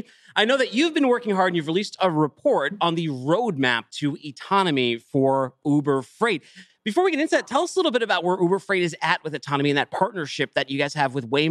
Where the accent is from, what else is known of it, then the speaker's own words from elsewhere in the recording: Boston, Massachusetts, United States; So I'm from Boston. So that's like my second home.